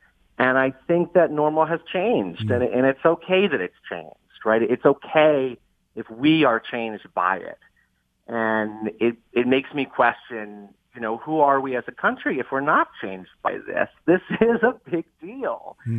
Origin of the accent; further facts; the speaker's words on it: New York City, New York, United States; I grew up on Staten Island in New York City.